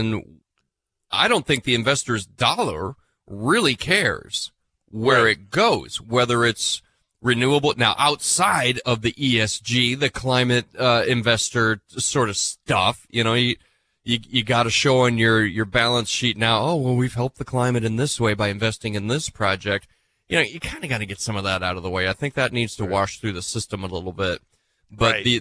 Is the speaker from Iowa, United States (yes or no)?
yes; Iowa, United States; I grew up in Iowa